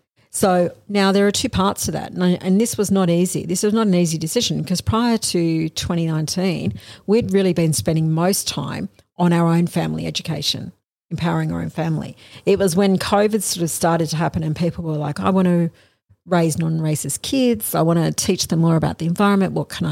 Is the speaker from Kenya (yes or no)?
no; Australia; I am an Australian lawyer.